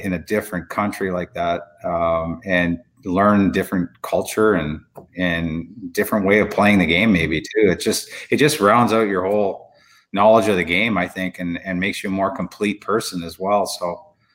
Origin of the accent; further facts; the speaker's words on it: Chatham, Ontario, Canada; my growing up in Chatham, Ontario